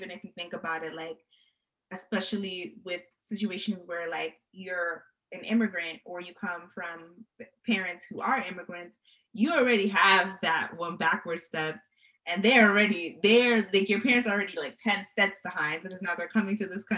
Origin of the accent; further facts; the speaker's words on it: New York, United States; now in Atlanta, United States; I'm from New York, but I live in Atlanta now